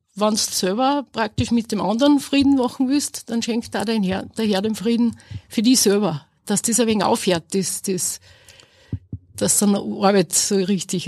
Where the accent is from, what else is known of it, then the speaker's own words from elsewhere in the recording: Asten, Upper Austria, Austria; ich komme aus Asten bei Enz und ich arbeite als Feinkostverkäuferin in Linz